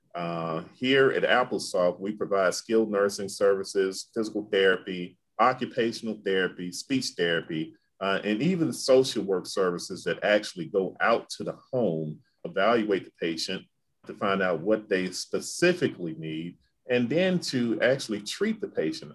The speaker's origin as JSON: {"language": "English", "town": "Memphis", "region": "Tennessee", "country": "United States", "tie": "born or raised there", "said": "growing up in Memphis, we, I didn't have a lot of Greek influence"}